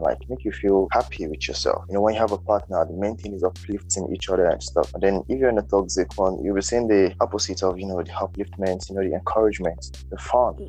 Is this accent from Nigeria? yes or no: yes; Nigeria; I'm just a Nigerian youth